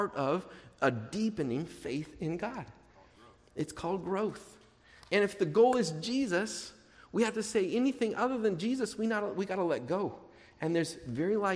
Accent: Portland, United States; I grew up in churches in Portland.

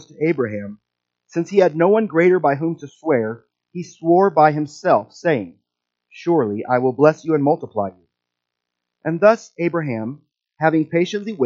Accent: Midwest, United States; accent: Midwestern; my Midwestern accent

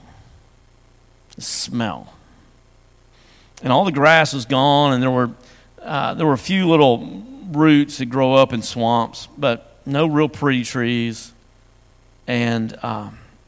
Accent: West Tennessee, United States; I grew up in West Tennessee, and we had swamps there

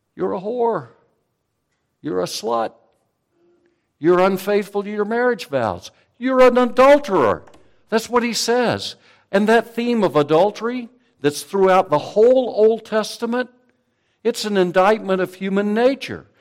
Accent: United States; we, as American Christians

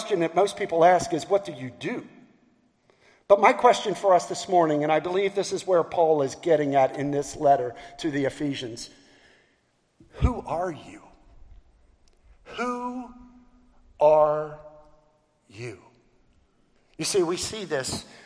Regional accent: Baltimore, Maryland, United States; now in Charleston, United States; I'm from Baltimore. And so I was born and raised in Baltimore, which makes me a Baltimorean

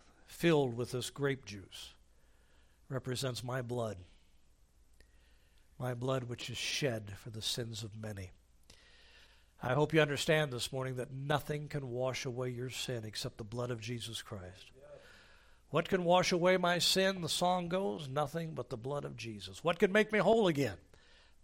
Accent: United States; as an American I am free

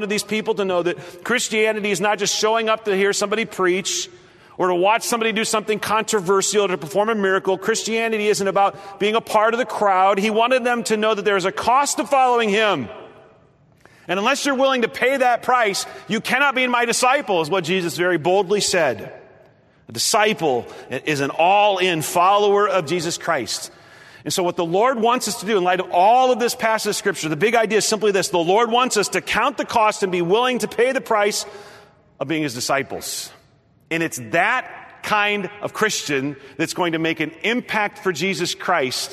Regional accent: Nebraska, United States; moved away as an adult; now in Ohio, United States; I grew up in the Midwest. I grew up in Nebraska.

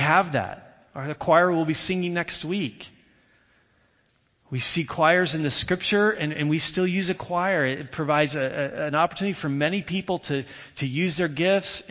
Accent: Indiana, United States; I grew up in Indiana

